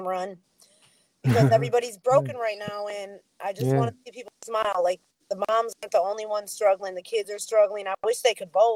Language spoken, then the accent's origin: English; Racine, Wisconsin, United States; born and raised in Wisconsin, Racine